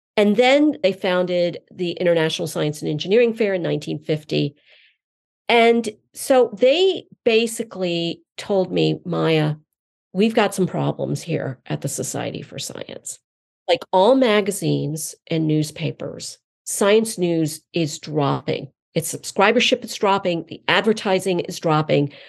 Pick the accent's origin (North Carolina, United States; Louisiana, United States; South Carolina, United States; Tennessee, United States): North Carolina, United States; eastern; also born or lived in Iowa City, Iowa; I was born in Iowa City, Iowa, but then brought up in eastern North Carolina, and I was brought up in the South